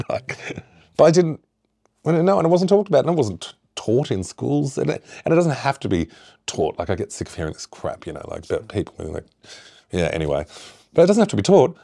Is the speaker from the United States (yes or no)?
no; Shepparton, Victoria, Australia; now in Isle of Mull, United Kingdom; where I grew up, uh, Shepparton